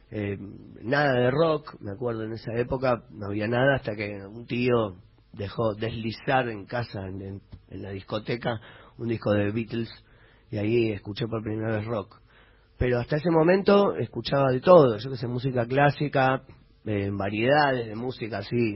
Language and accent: Spanish; Buenos Aires, Argentina; born there; Yo nací en Capital Federal, en el barrio de La Paternal, eh, en una casa donde había un piano